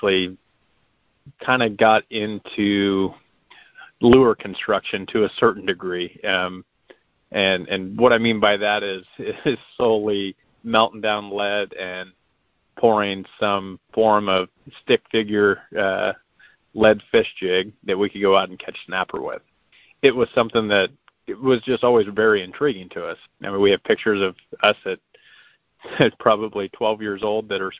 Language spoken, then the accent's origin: English; Crescent City, California, United States; I actually grew up in Crescent City, California, and grew up with a very strong influence of saltwater fishing